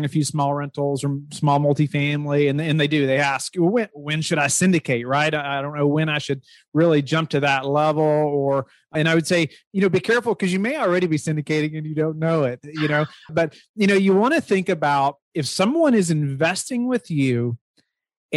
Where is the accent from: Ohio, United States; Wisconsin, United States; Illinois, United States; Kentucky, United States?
Kentucky, United States; now in Virginia, United States; I'm originally from Kentucky, but now live in Virginia.